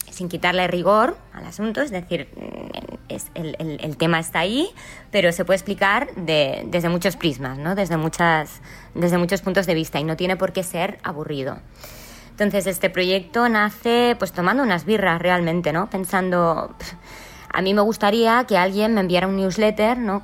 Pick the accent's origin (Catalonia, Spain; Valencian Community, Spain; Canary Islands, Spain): Catalonia, Spain; Lloret de Mar; yo soy de Lloret de Mar